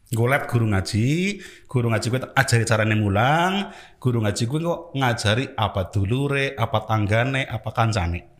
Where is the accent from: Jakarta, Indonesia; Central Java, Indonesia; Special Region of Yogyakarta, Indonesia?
Central Java, Indonesia; Banyumas; gue warga Banyumas. Gue warga Banyumas hmm. ya.